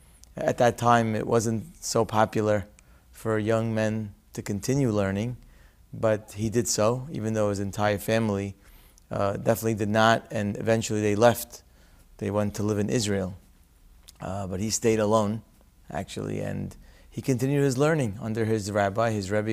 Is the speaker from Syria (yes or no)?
yes; Syria; I was born in Syria.